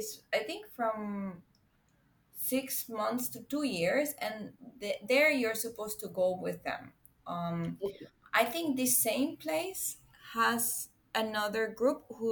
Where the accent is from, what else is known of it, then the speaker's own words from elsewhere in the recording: Venezuela; now in Singapore; I'm from Venezuela, but I currently live in Singapore